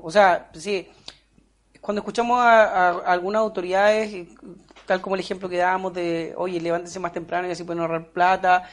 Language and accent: Spanish; Puerto Montt, Los Lagos, Chile; also born or lived in Alerce; nací en Puerto Montt en sí, pero luego en mi adolescencia, iniciando mi adolescencia, nos trasladamos a un sector que se llama Alerce, que está como 8 kilómetros del centro de Puerto Montt